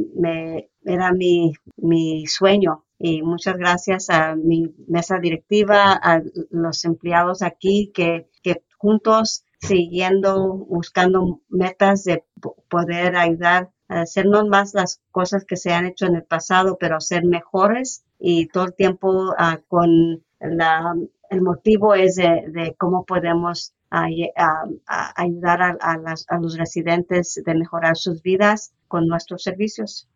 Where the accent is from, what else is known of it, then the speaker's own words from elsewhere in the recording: Coachella Valley, California, United States; also born or lived in Thermal, California / Mecca, California; persona ah, que creció en el Valle de Coachella, trabajando en los files aquí en, en, en Termal, Meca